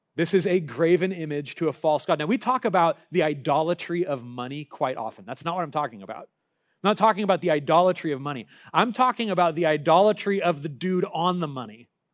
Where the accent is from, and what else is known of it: United States